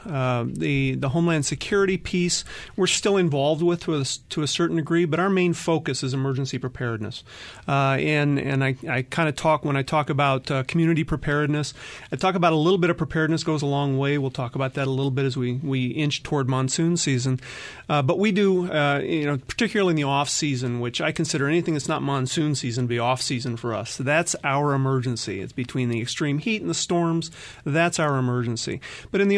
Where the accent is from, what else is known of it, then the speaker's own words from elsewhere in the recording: Phoenix, Arizona, United States; also born or lived in Minneapolis, Minnesota; I am a Valley native for the most part. The first 4 years of my life were spent in Minneapolis, but I don't remember that too much